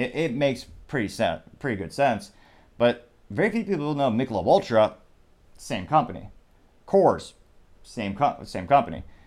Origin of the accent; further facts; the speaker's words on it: United States; I'm American.